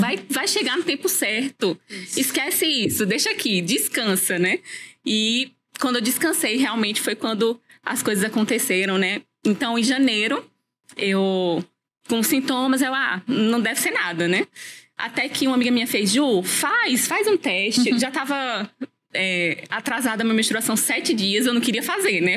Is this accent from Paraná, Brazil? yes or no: no; Natal, Rio Grande do Norte, Brazil; moved away as an adult; now in Campina Grande, Brazil; moro em Natal, eu morava em Natal, sou natalense